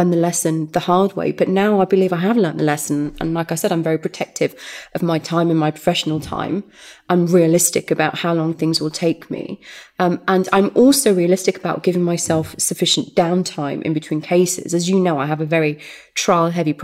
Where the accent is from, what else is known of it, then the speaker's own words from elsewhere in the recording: Derby, East Midlands, United Kingdom; moved away as an adult; Home is the East Midlands. Derby, City of Champions.